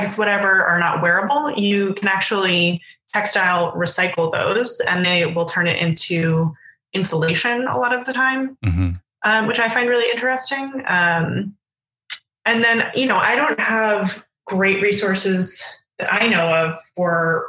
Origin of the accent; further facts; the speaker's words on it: New York City, New York, United States; in my neighborhood when I was growing up on the Upper West Side